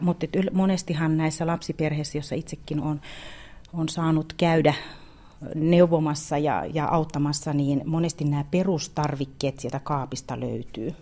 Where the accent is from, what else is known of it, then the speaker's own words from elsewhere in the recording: South Karelia, Finland; meillä Etelä-Karjalassa, tai itse on tottunut syömään rieskat ja ruisleivät joulupöydässä